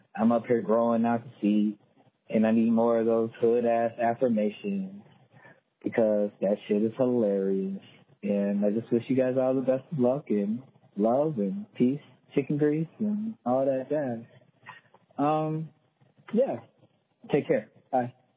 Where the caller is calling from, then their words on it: Tulsa, Oklahoma, United States; I'm calling from Tulsa, Oklahoma.